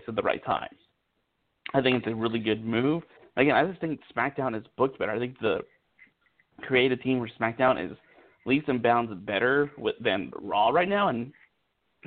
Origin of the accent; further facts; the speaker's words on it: Kansas, United States; We're from Kansas.